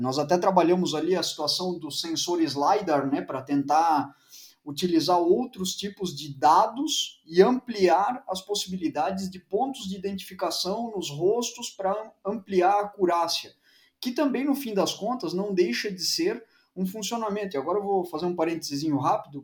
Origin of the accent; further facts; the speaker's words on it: Blumenau, Santa Catarina, Brazil; Eu sou de Blumenau